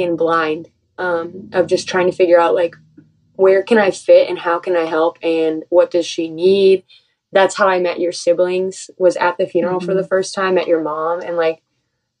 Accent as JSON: {"language": "English", "region": "Michigan", "country": "United States", "also_born_or_lived": "Indiana", "said": "I'm from Michigan originally"}